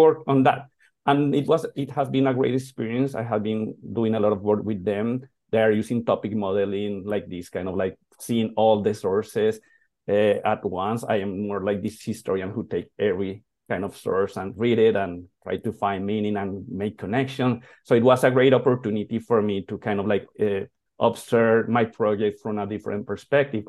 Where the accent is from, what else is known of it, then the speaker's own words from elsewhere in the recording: Colombia; now in United States; Colombia, that is my hometown